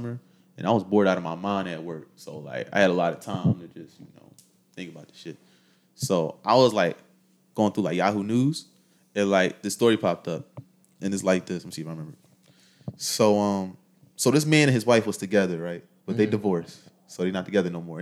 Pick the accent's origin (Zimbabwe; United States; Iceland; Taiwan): United States; Philadelphia, Pennsylvania; I'm from Philly